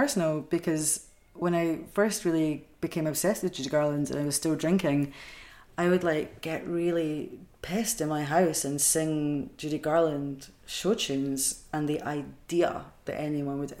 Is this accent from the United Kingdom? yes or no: yes; Edinburgh, Scotland, United Kingdom; now in Glasgow, United Kingdom; I grew up in Edinburgh